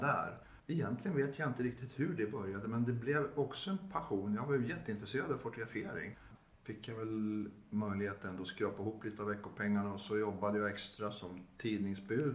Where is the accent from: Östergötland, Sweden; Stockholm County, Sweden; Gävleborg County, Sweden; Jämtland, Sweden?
Gävleborg County, Sweden; Gävle; det fanns i Gävle då där jag växte upp